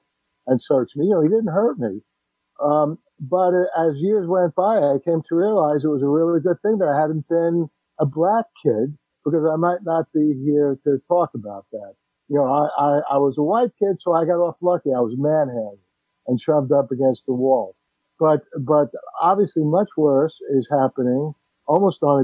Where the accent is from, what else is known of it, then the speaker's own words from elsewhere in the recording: New York City, New York, United States; I grew up in the Bronx